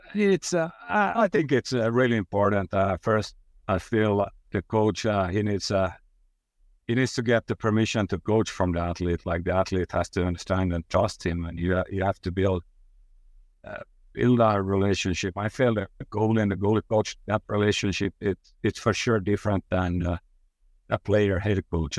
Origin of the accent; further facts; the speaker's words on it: Finland; I'm from Finland